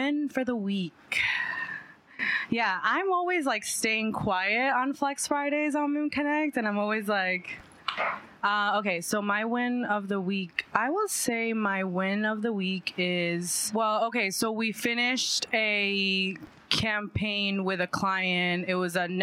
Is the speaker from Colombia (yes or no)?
yes; Colombia; moved away; I was born in Colombia